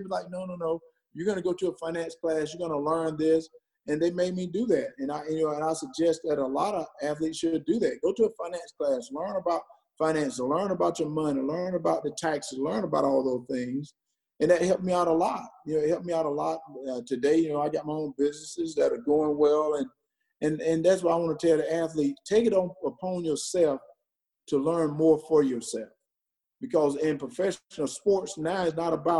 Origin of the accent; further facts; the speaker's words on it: Wrightsville, Georgia, United States; also born or lived in Minnesota; I moved from Wrightsville, where I had this close-knit family, and moved to the University of Georgia